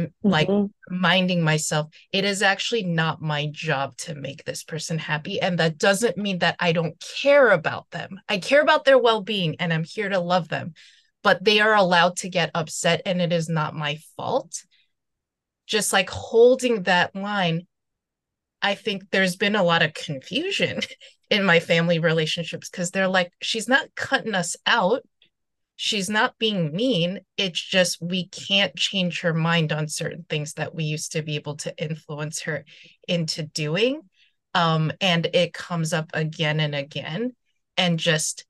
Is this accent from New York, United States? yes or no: yes; New York City, New York, United States; moved away as an adult; also born or lived in Seoul, South Korea; now in Los Angeles, United States; I'm originally from Seoul, but then I grew up in New York City